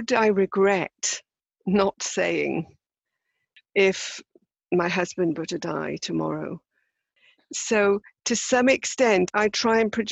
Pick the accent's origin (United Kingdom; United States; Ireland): United Kingdom; as British people